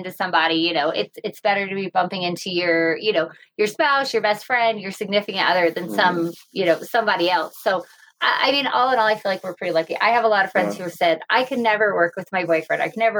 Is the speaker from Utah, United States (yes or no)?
yes; West Valley City, Utah, United States; also born or lived in Las Vegas; I was born in Salt Lake. I grew up in Utah.